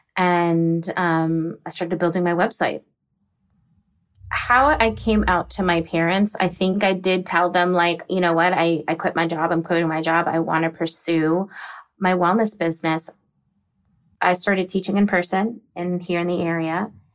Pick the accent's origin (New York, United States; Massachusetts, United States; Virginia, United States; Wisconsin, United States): Virginia, United States; Virginia or the DC area, United States; also born or lived in Texas; I'm originally from Texas, but I was raised in Virginia or the D C area